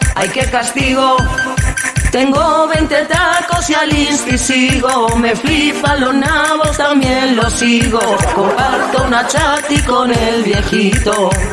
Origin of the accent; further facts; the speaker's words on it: Montcada i Reixac, Catalonia, Spain; son de mi pueblo, son de Moncay Rechac